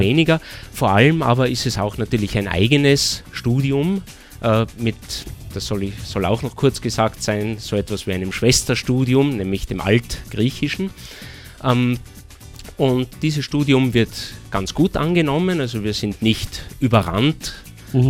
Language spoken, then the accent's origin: German; Austria; bei uns in Österreich